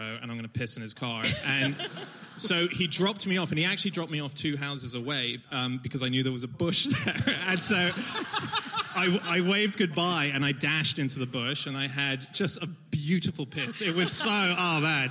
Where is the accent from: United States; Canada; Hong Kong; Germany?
Hong Kong; also born or lived in Sydney, Australia; now in United Kingdom; I speak Mandarin. I grew up in Hong Kong